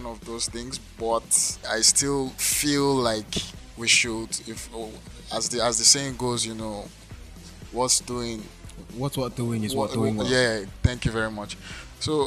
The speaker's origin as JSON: {"language": "English", "region": "Lagos", "country": "Nigeria", "tie": "born or raised there", "moved": "yes", "said": "I grew up in Lagos"}